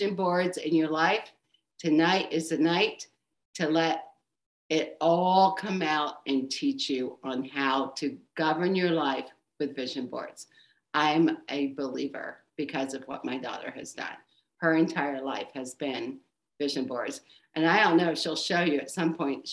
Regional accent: Pennsylvania, United States; moved away as an adult; also born or lived in Arizona / Florida; We're from Pennsylvania, so she's living in our hometown, but we have been in Arizona and Florida for the last 5 years

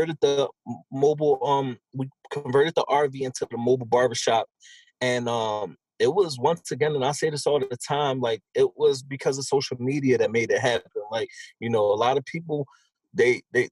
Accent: Philadelphia, Pennsylvania, United States; I'm from Philadelphia, still currently live in Philadelphia

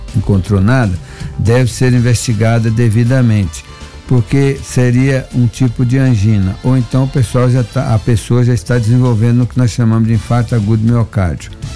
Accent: Brazil; como brasileiro

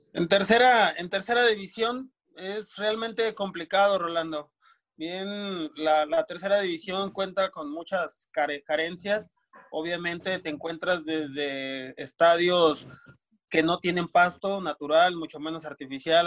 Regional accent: Durango, Mexico; also born or lived in Morelia, Michoacán; me fui para, de, aquí de Durango, me fui a, Morelia, Michoacán

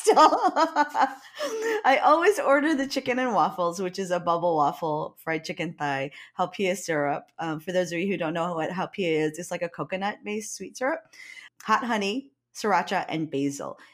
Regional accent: Hawaii, United States

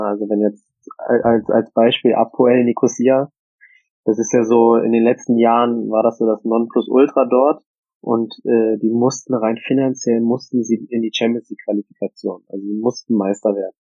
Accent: Bonn, North Rhine-Westphalia, Germany; moved away; es ist halt meine Heimat

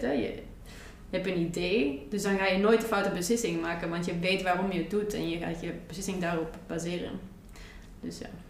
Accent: Antwerp, Flanders, Belgium; also born or lived in Rotterdam, Netherlands; op mijn zesde ben ik van Rotterdam naar Antwerpen verhuisd

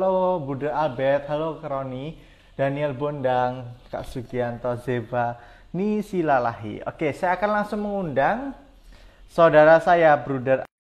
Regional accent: Wonogiri, Central Java, Indonesia; Asal saya dari Wonogiri, Paroki Santo Ignatius Danang.

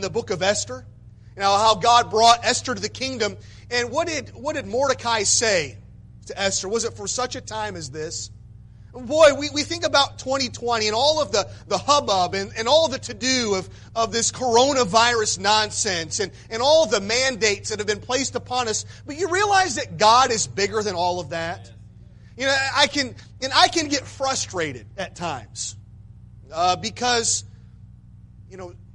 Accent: Michigan, United States; born or raised there

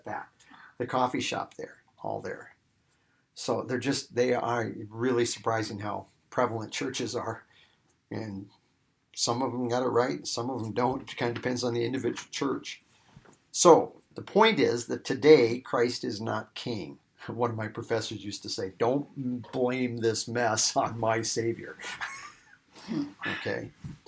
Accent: Iowa, United States; growing up in Iowa and out here, you know, you have churches

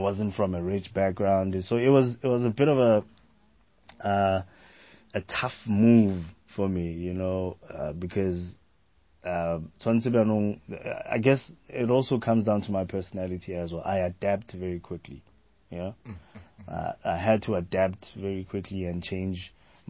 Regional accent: Pretoria, Gauteng, South Africa; I grew up in Pretoria. I started Atteridgeville in Pretoria

